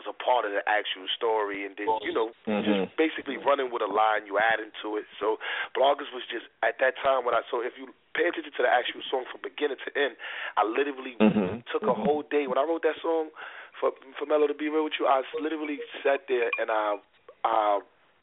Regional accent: New York City, New York, United States; I'm from Harlem.

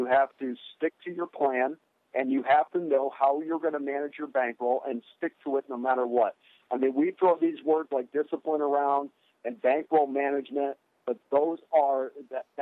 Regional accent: Schenectady, New York, United States; moved away as an adult; I'm from Albany, and well, just outside of Albany, a little town called Schenectady

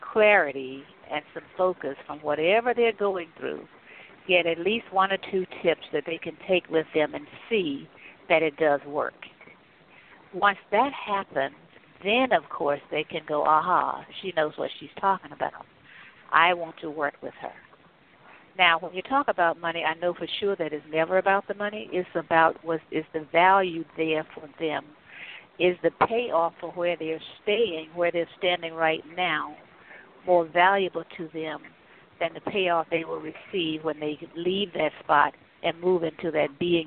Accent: North Carolina, United States; I grew up in North Carolina

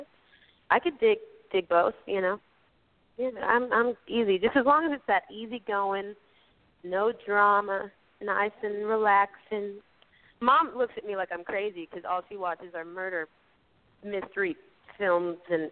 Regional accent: Georgia, United States; I'm from the South

